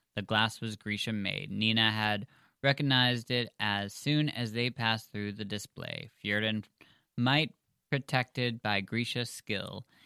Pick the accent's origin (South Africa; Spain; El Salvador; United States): United States; We're American